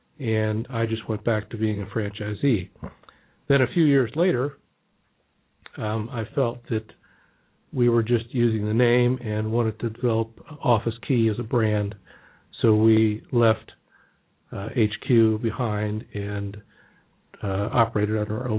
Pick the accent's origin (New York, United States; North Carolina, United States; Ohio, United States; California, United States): Ohio, United States; Cincinnati; I grew up in Cincinnati on the west side of town. My wife is from there. My parents still live there, actually. We now live downtown Cincinnati.